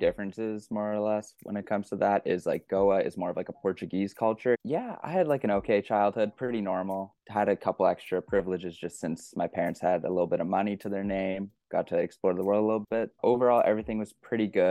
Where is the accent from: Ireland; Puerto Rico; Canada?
Canada; Georgetown, Ontario; I grew up in Georgetown, Ontario